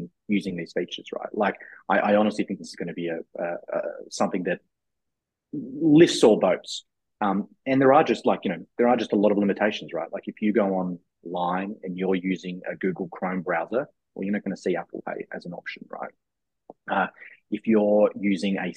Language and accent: English; Australia; moved away as an adult; now in United States; as an Australian coming to the US 6 years ago.